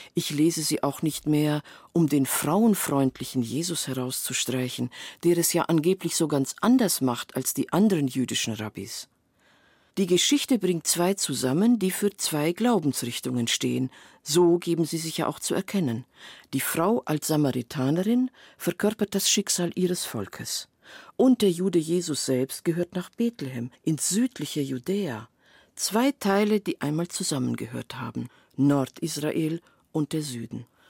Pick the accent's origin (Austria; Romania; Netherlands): Romania; Transylvania; moved away; In meiner Kindheit auf dem Dorf in Siebenbürgen